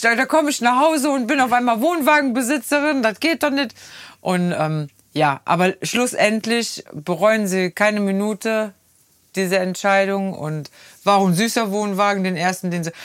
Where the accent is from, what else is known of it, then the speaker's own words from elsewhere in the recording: Rhineland, Germany; wir Rheinländer